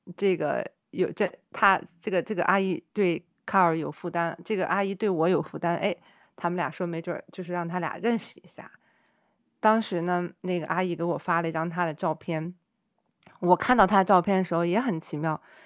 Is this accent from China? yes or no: yes; China; moved away as an adult; 在中国长大